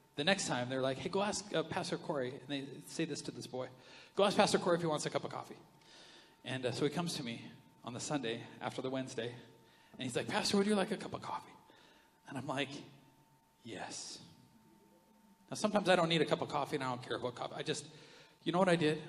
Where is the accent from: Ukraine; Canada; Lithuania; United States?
Canada; we're Canadian